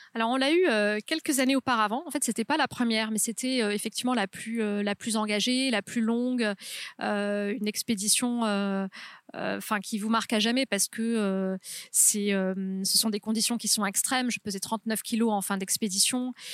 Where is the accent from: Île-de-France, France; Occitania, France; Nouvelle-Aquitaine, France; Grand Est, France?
Occitania, France; near Toulouse, Haute-Garonne; moved away; also born or lived in Carcassonne; je suis née à Carcassonne, j'ai grandi euh, près de Toulouse, donc en Haute-Garonne.